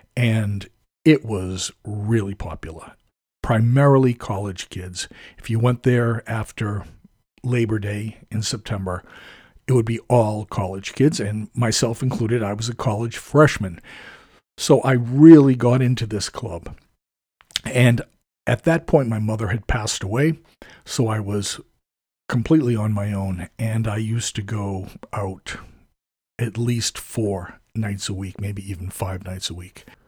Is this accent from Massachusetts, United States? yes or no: yes; suburban town half an hour from Boston, Massachusetts, United States; at age fourteen, I started taking the train from my hometown